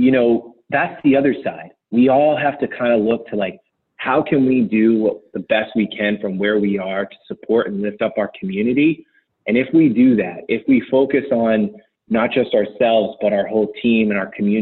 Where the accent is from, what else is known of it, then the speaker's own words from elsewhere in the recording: New England, United States; also born or lived in Southern California; now in Portland, United States; I grew up in New England. I've lived in Southern California, Portland.